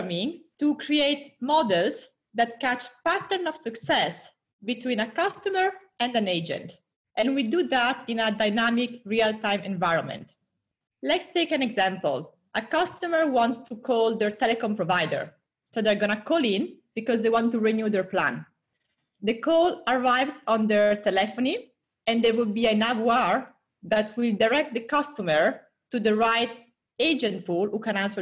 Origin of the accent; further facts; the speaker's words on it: Italy; accent: Italian; moved away as an adult; also born or lived in Singapore / Brazil / Europe; now in United States; I'm Italian, 30 years old. I lived a bit everywhere in the past 10 years, from Singapore, Brazil, lots of Europe, now in the US. My accent always stayed in Italy